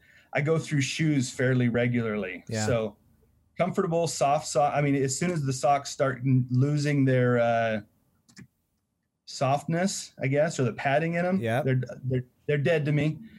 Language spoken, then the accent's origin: English; Oregon, United States; I'm from Oregon. I don't want to pay your sales tax up here.